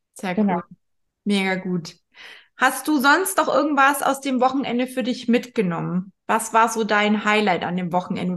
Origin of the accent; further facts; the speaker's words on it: area around Bad Wörishofen, Bavaria, Germany; moved away; ich komme ja da aus der Ecke